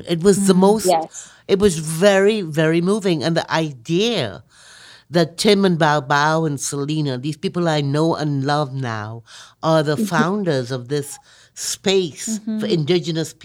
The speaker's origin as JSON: {"language": "English", "country": "Trinidad & Tobago", "said": "I'm from Trinidad, so I have that whole steel band music thing going on anyway"}